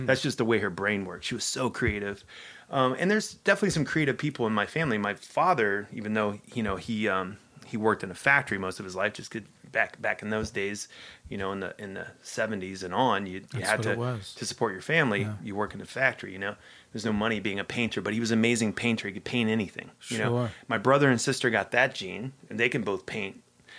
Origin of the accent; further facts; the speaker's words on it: Ohio, United States; in Ohio, that is not quite the case.